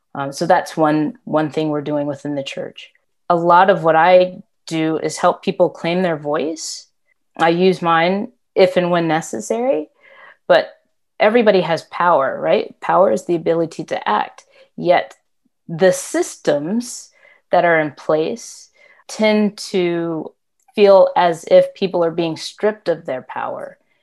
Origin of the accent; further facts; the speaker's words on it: Tulsa, Oklahoma, United States; moved away as an adult; also born or lived in Atlanta, Georgia; now in Maryland, United States; I was born and raised in Oklahoma. That's where my family house still is